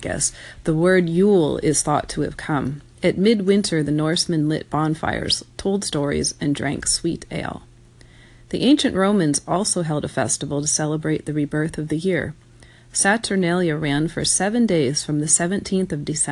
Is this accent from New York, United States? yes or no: yes; Jamestown, New York, United States; moved away; I was born in Jamestown.